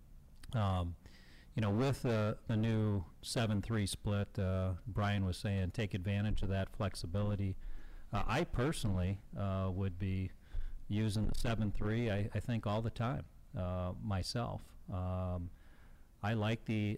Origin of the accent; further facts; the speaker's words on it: Chicago, Illinois, United States; my hometown, Chicago